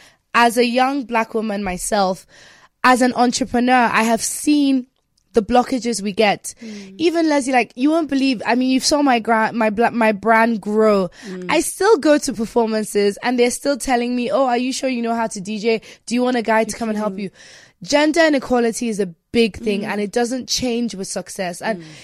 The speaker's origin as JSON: {"language": "English", "country": "Nigeria", "said": "Structure is a big thing that I think we struggle with as Nigerians. And me being Nigerian, I've decided to actually, I'm going to be a good example."}